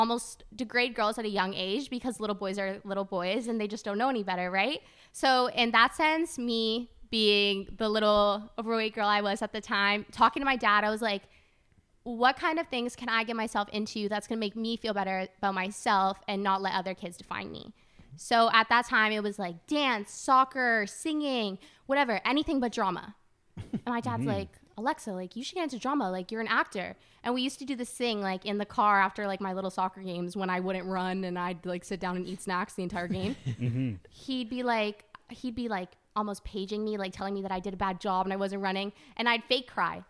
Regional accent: Brampton, Ontario, Canada; born or raised there; also born or lived in Toronto

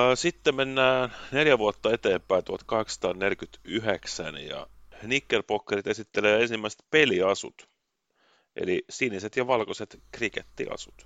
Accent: Finland; mä oon Suomesta

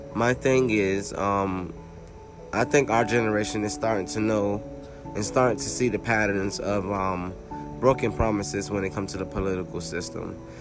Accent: Florida, United States; now in North Carolina, United States; I'm a Floridian. I'm a native. I was born and raised in Florida, and now I live in North Carolina

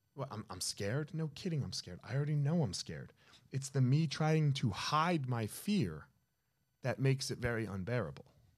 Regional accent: New Jersey, United States; I grew up in Jersey.

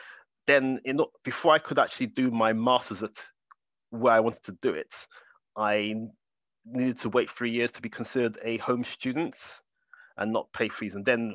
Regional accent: London, United Kingdom; moved away as an adult; also born or lived in Lagos, Nigeria; having come from UNILAG, where it was all Nigerians, and then to actually come to London, even though I was brought up in London anyway before UNILAG, but coming to London again

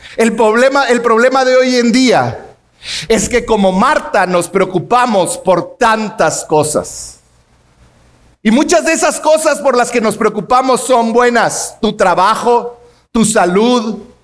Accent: Mexico; como mexicanos

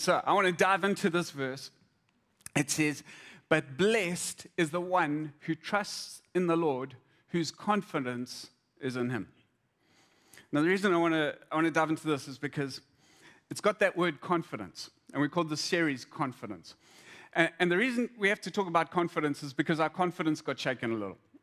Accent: Zimbabwe; I, I grew up in Zim

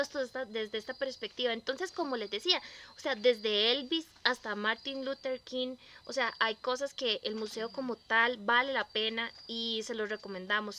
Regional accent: Costa Rica; como buenos costarricenses, ¿verdad? Que somos

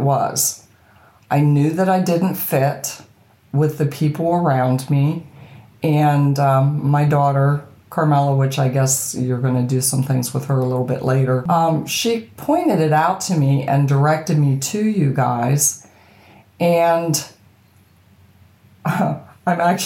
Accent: Boiling Springs, Pennsylvania, United States; accent: American; I'm from a very tiny town called Boiling Springs, and it's in Pennsylvania

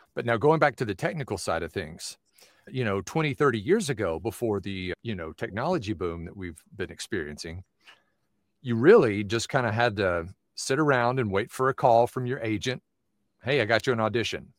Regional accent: Knoxville, Tennessee, United States; now in Phoenix, United States; I was born in Knoxville, Tennessee, born and raised there, and so I'm now living in Phoenix

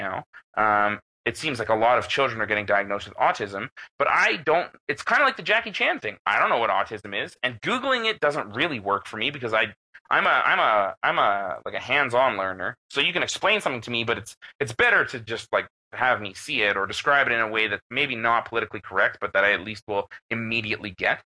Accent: Canada; I'm from Canada

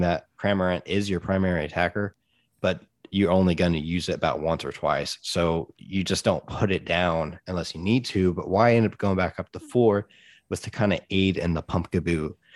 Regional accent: United States; part of being an American

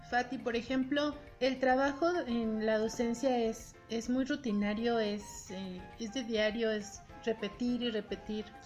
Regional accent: Mexico; somos muy mexicanos

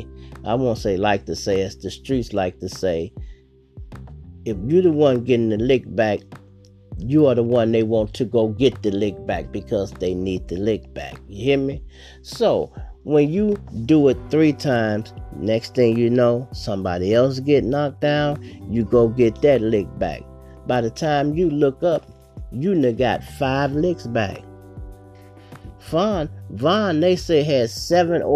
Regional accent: Chicago, Illinois, United States; I'm from Chicago

